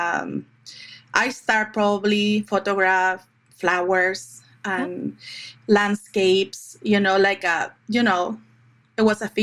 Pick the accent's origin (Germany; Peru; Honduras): Peru; Lima; moved away as an adult; now in United States; I'm original from Lima, Peru